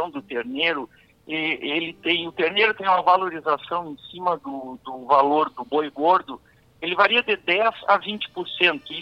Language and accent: Portuguese; Caçapava do Sul, Rio Grande do Sul, Brazil; de Caçapavo do Sul, eu sou de Caçapavo